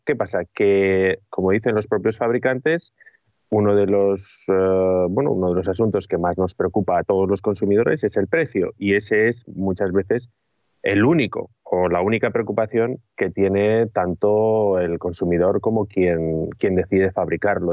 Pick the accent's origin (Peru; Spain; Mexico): Spain; Bilbao, Basque Country; yo soy de Bilbao, y Bilbao, cuando yo crecí en la década de los 80, era una ciudad gris